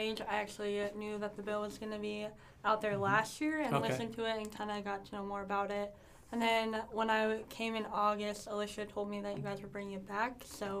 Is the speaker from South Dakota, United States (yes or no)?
yes; Brookings, South Dakota, United States; I'm a freshman. I'm from Brookings.